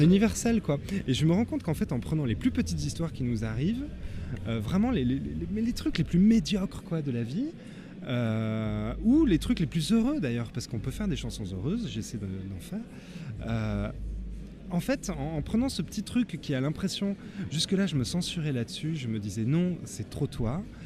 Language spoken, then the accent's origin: French; Tarn, Occitania, France; moved away; also born or lived in Le Mans; j'ai quitté le Tarn, je pense, en 2004 à peu près au moment où j'ai rencontré Angile. Et euh, j'ai vécu au Mans